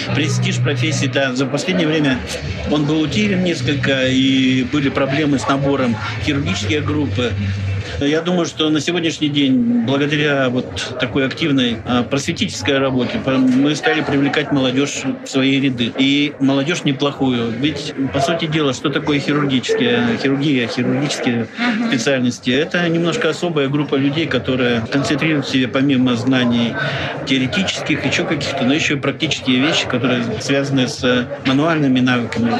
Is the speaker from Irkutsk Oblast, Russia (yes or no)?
yes; Irkutsk, Irkutsk Oblast, Russia; я иркутянин